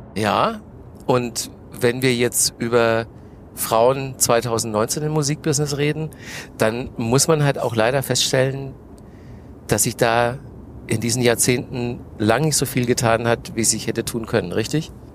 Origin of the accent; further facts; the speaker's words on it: Manching, Bavaria, Germany; moved away as an adult; also born or lived in Nuremberg / Cologne / Munich; now in Berlin, Germany; Groß geworden bin ich in, in der Nähe von Ingolstadt. Das ist ein kleines Dorf, das heißt Manching, so zehn Kilometer von Ingolstadt entfernt. Und da habe ich bis zum Abi gewohnt